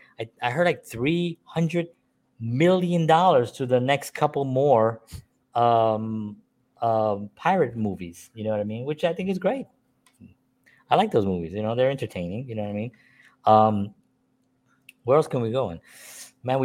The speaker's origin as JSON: {"language": "English", "town": "New York City", "region": "New York", "country": "United States", "tie": "born or raised there", "said": "I'm a Puerto Rican man born and raised in the South Bronx"}